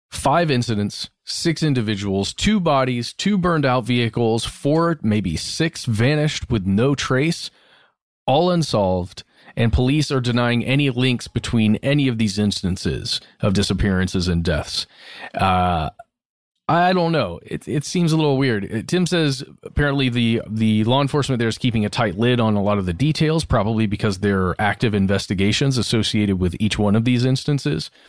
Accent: Eastern Canada, Canada; I'm from Eastern Canada and been in British Columbia for the past three years.

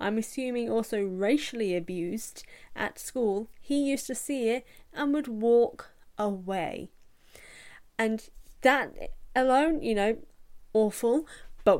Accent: United Kingdom; accent: British; I'm British, as you can tell from this accent

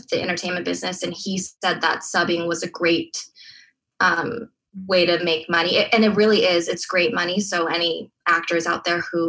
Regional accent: Diamond Bar, California, United States; In a suburb called Diamond Bar. We're close to Disneyland, 30 minutes

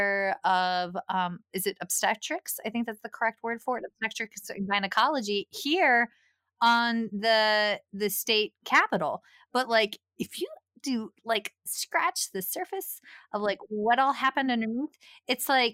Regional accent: Appalachia, United States; accent: thick redneck; Appalachian; I grew up in the middle of Nowheresville. So my thick redneck accent, for lack of a better phrase, and I know it's Appalachia in my bones

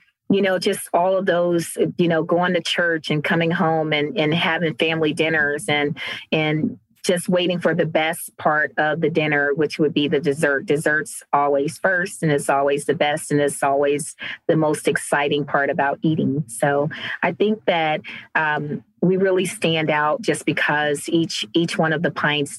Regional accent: Cleveland, Ohio, United States; now in Cincinnati, United States

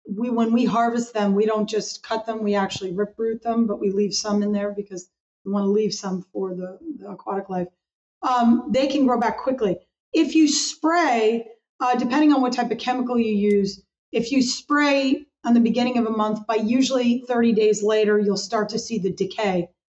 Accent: Hudson Valley, Catskill Mountains, New York, United States; I grew up in the Hudson Valley, which is the Catskill Mountains, the base of the Catskill Mountains in New York

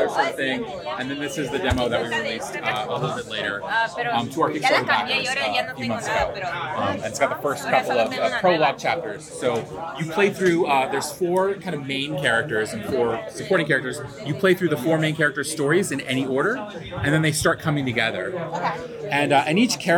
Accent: Sacramento, California, United States; moved away as an adult; now in Bay Area, United States; I'm from Sacramento. I live in the Bay Area, and I drove up for this, but I grew up here.

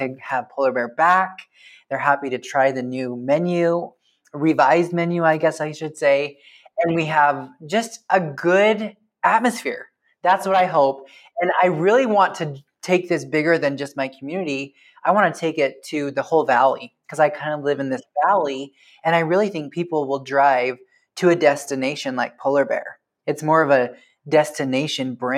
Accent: Preston, Idaho, United States; my hometown of Preston, Idaho

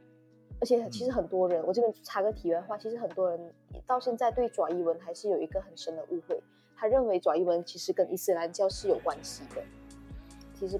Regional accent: Malaysia; 也不会抹杀我们身为华人或马来西亚人的特质。

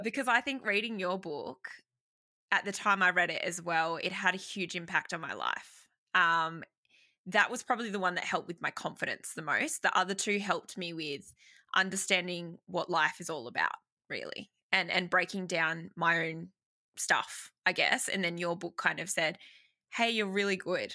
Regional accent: Sydney, New South Wales, Australia; I'm from Sydney, Australia, born and bred, and have not left

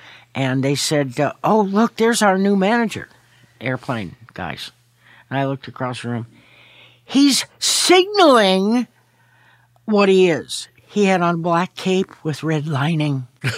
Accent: Palo Alto, California, United States; also born or lived in Chicago / Los Angeles / San Francisco; I was born in Chicago, came out to L.A. when I was 3, lived here for a year, moved to San Francisco, lived there for about 7 years, moved to Palo Alto, lived there for another 7 years

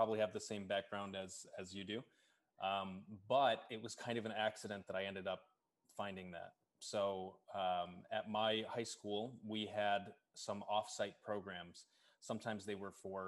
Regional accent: Kalamazoo, Michigan, United States; moved away as an adult; now in Chicago, United States; my hometown is Kalamazoo, Michigan.

